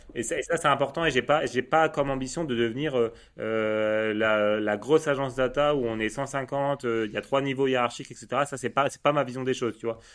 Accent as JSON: {"language": "French", "town": "Lille", "region": "Hauts-de-France", "country": "France", "said": "je suis lillois"}